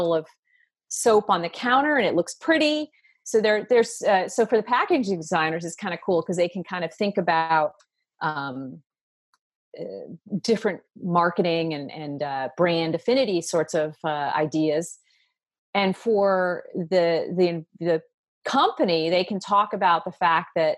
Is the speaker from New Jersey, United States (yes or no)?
yes; New Jersey, United States; When I was growing up in New Jersey